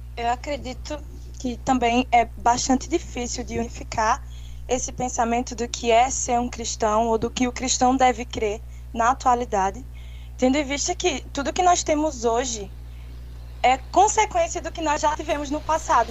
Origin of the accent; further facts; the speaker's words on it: Caruaru, Pernambuco, Brazil; Eu sou natural de Pernambuco, Caruaru